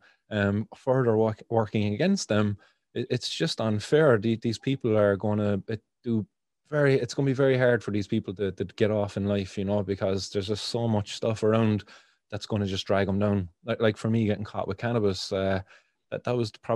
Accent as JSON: {"language": "English", "town": "Cork", "region": "Munster", "country": "Ireland", "tie": "born or raised there", "said": "where I grew up in the Glen here in Cork"}